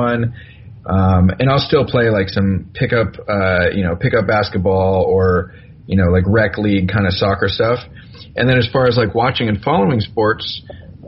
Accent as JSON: {"language": "English", "area": "Bay Area", "region": "California", "country": "United States", "said": "I'm from the Bay Area"}